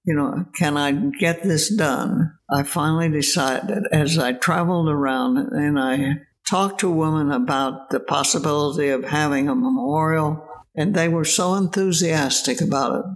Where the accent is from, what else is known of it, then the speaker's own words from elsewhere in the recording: Illinois, United States; moved away; Illinois, which was my home state